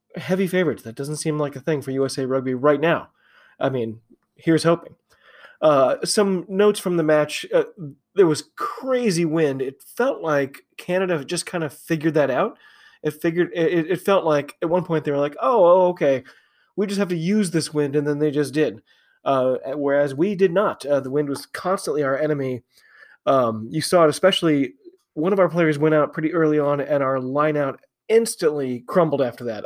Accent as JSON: {"language": "English", "country": "United States", "said": "I am an American rugby fan"}